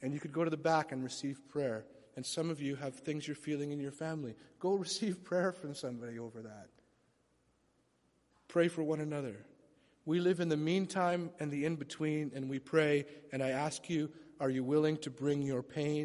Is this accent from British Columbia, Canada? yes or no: yes; Vancouver, British Columbia, Canada; also born or lived in London, Ontario / Scarborough / Toronto; my mom brought my sister and I, who would have been six at the time, to live here in Vancouver. And so I spent most of my childhood, all of my childhood, back and forth.